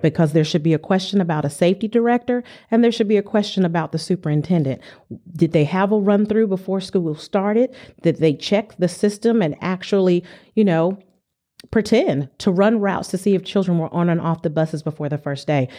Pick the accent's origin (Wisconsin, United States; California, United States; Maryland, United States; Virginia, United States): California, United States; San Diego; moved away; I'm from San Diego, California